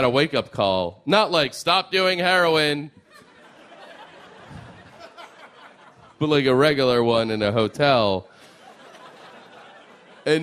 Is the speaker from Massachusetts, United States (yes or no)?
yes; Lexington, Massachusetts, United States; I grew up in Lexington, Massachusetts